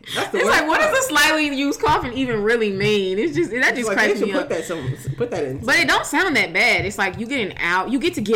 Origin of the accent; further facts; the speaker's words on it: St. Louis, Missouri, United States; I'm from the Lou and I'm proud.